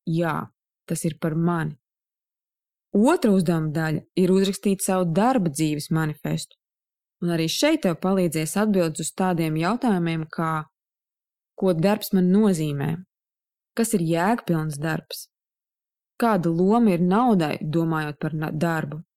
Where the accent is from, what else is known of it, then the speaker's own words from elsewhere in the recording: Saldus, Saldus Municipality, Latvia; moved away as an adult; now in Riga, Latvia; Es atceros sevi 19 gadu vecumā, es pārcēlos uz Rīgu no Saldus un uzsāku studijas.